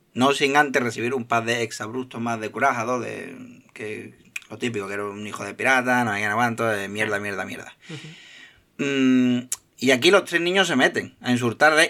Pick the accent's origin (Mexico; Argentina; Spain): Spain; Seville, Andalusia; yo, soy, de Sevilla